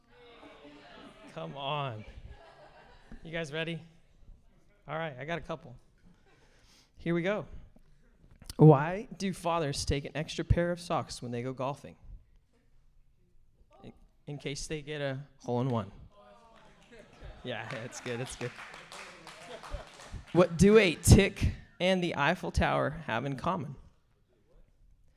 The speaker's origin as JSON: {"language": "English", "town": "Bellingham", "region": "Washington", "country": "United States", "tie": "born or raised there", "said": "I was born and raised in Bellingham, Washington"}